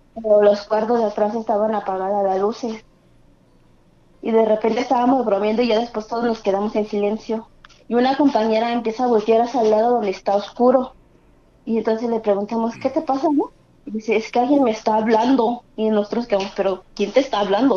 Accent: Naucalpan, State of Mexico, Mexico; De Estado de México, en Naucalpan

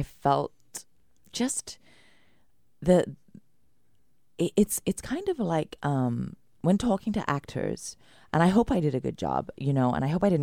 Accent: United Kingdom; moved away; as a British woman coming from the rain

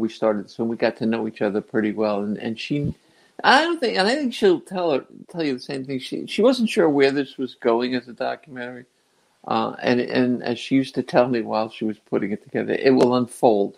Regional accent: Fairview, New Jersey, United States; also born or lived in Englewood, New Jersey; I was born in Jersey, in North Jersey, in Englewood, and I was raised in Fairview, New Jersey.

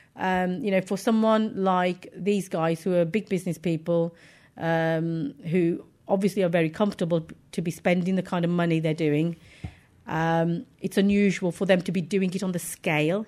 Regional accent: Wolverhampton, West Midlands, United Kingdom; I was born in Wolverhampton

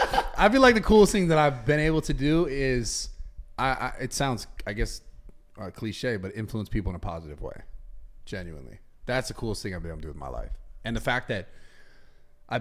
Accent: San Francisco, California, United States; I was born in San Francisco and California and like the United States

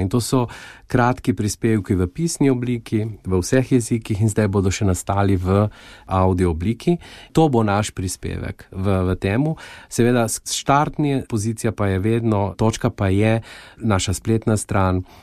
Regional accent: Goriška Brda, Slovenia; moved away as an adult; now in Luxembourg; Jaz sem doma iz Goriških brd, blizu Soče

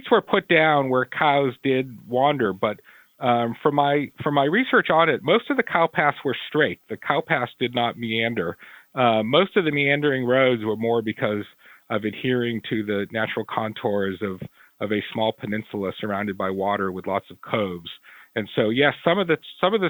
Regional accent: Boston, Massachusetts, United States; I'm from Boston

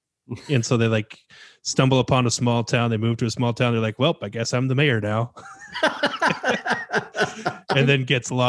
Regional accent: United States; as an American

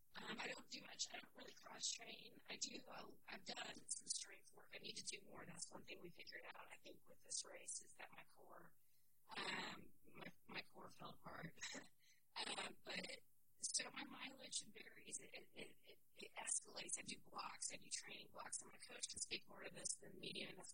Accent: Arizona, United States; I lived in Arizona for a while, so I grew up some in Arizona.

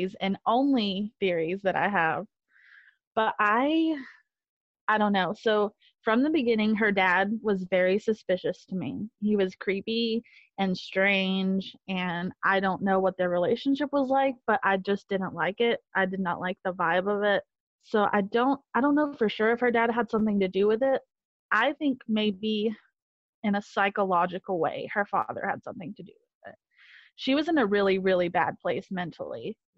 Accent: Sylva, North Carolina, United States; I was born in Jackson County

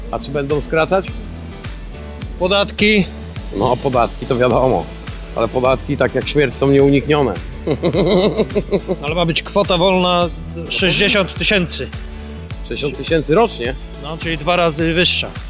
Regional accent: Ukraine; Polish is a second language; Ja jestem z Ukrainy

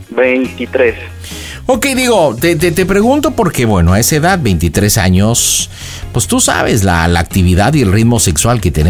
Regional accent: Puebla, Mexico; now in Acapulco, Mexico; Yo soy de Puebla, pero ahorita estoy aquí en Acapulco.

